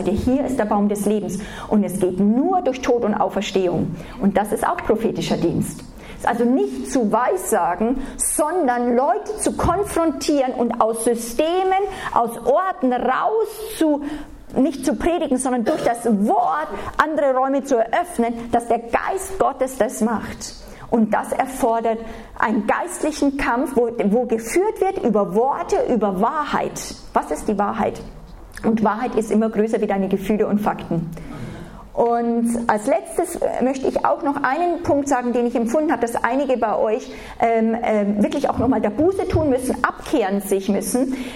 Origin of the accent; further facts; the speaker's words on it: Germany; Wenn wir als Deutsche, und da sind wir, also jeder von uns ist davon verseucht